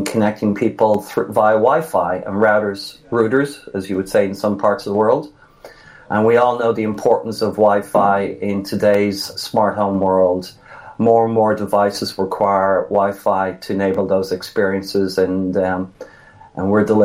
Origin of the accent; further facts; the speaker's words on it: Dublin, Leinster, Ireland; moved away as an adult; now in United States; I am in the States 31 years. I'm actually from Dublin.